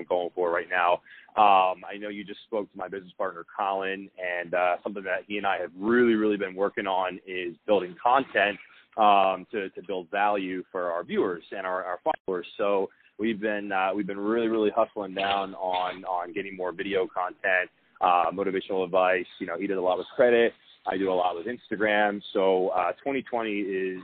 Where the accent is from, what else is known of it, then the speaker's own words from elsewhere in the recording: Philadelphia, Pennsylvania, United States; moved away as an adult; now in Scottsdale, United States; I'm from Philadelphia.